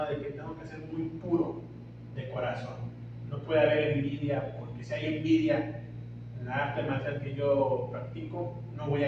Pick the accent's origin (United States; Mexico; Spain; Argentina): Mexico; Tampico, Tamaulipas; yo soy de Tampico, en Tamaulipas